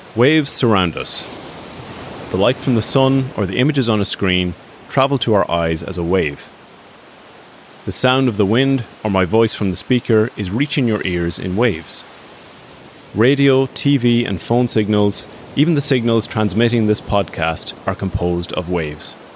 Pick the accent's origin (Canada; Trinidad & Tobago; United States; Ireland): Ireland; Strandhill, Connacht; You grew up in Strandhill, actually, same as myself